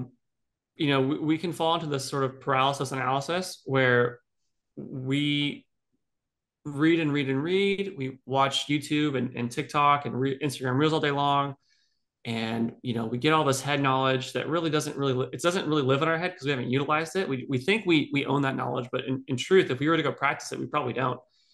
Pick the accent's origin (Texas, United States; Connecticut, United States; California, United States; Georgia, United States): Texas, United States; Dallas; born there; You know, I'm an American. I'm born in America. I was born in Texas, born in Dallas. I moved 20 times before I was 18 years old, right?